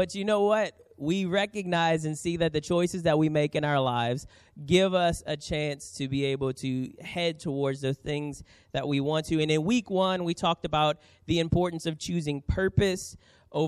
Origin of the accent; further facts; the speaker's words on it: New Orleans, Louisiana, United States; now in San Diego, United States; I grew up in New Orleans.